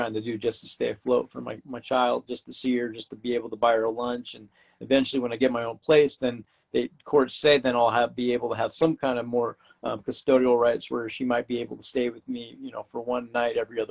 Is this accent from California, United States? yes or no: yes; California, United States; moved away as an adult; now in Brisbane, Australia; I'm from California